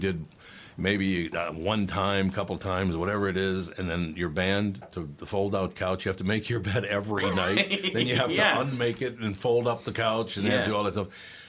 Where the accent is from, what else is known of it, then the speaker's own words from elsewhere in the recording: Minneapolis, Minnesota, United States; I grew up in North Minneapolis, which was, you know, Irish, Italian, a lot of Catholics, black people, and Jews.